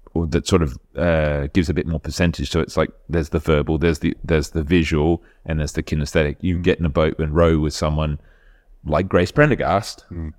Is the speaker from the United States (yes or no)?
no; Adelaide, South Australia, Australia; moved away as an adult; now in United Kingdom; I grew up in Adelaide